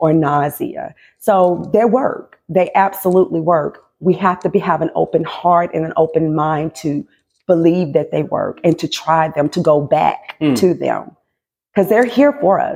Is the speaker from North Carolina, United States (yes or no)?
yes; North Carolina, United States; also born or lived in Low Country, South Carolina; now in Charleston, United States; I'm born and raised in North Carolina